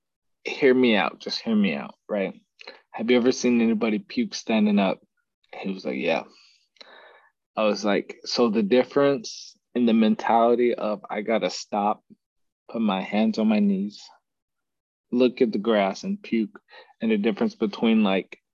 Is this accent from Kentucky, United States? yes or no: no; Texas, United States; moved away as an adult; back in Texas, my hometown